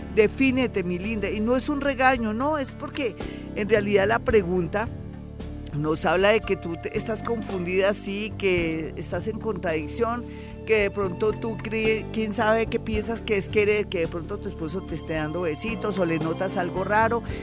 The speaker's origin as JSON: {"language": "Spanish", "country": "Colombia", "said": "nosotros somos colombianos, somos gente bonita"}